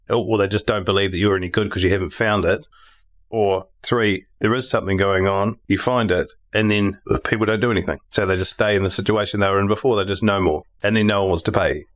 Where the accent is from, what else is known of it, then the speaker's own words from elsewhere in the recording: Tauranga, Bay of Plenty, New Zealand; also born or lived in Upper Hutt; I was born in Upper Hutt and moved to Tauranga when we were two.